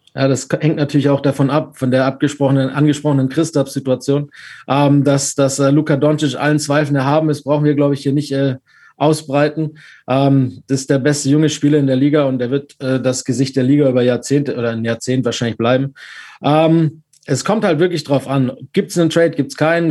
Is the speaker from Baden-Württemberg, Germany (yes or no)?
yes; Stuttgart, Baden-Württemberg, Germany; Ich bin aus Stuttgart und auch VfB-Fan